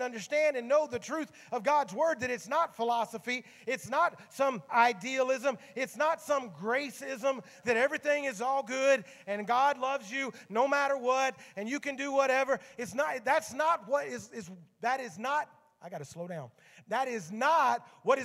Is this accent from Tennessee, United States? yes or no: yes; Memphis, Tennessee, United States; My grandmother was one of the four founding members of my home church in Memphis, Tennessee.